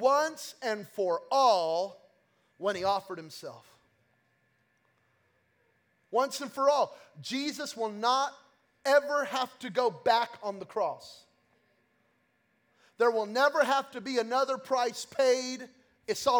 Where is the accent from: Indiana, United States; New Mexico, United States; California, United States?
New Mexico, United States; Belen; I'm from New Mexico, okay? And I'm from Belen, New Mexico. And we're hunters, we're farmers, we're gatherers. And so we're not like you city folk, okay? And so growing up, we had chickens.